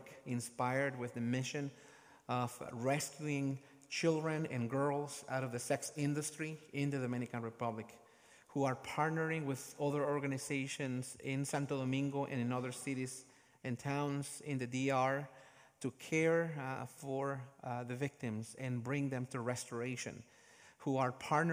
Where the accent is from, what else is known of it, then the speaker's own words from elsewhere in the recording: Guatemala; my home country, Guatemala